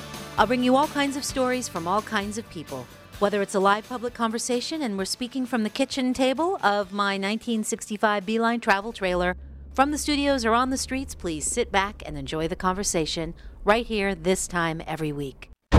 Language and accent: English; Los Angeles, California, United States; Growing up in Los Angeles in the San Fernando Valley, my great aunts, Ruth and Eva, had the Borscht Belt book on their bookshelf